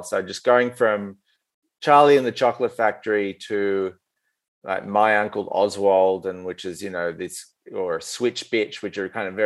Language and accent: English; Australia; male Australian writer